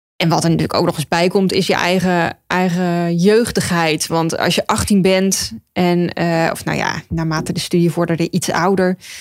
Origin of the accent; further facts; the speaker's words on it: Ede, Gelderland, Netherlands; moved away as an adult; also born or lived in Utrecht / Rotterdam; now in Zwijndrecht, Netherlands; ik ben geboren en getogen in Ede